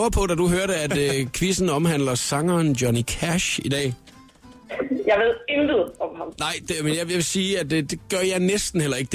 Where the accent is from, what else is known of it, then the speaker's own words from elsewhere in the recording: Horsens, Central Denmark Region, Denmark; jeg er fra Horsens. Fra Horsens, yes.